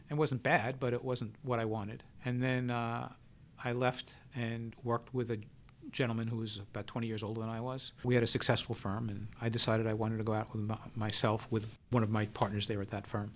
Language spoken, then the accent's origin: English; New York City, New York, United States; I grew up in the Bronx